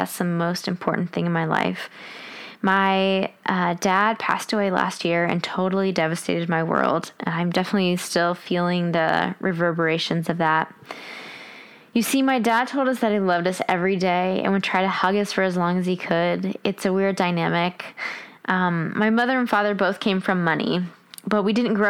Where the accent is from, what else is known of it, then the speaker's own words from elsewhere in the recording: Washington, District of Columbia, United States; We grew up around Washington, D.C.